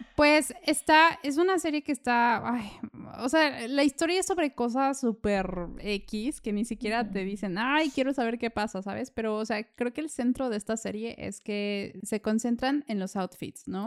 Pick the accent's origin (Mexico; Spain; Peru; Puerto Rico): Mexico; now in Vienna, Austria; siendo mexicana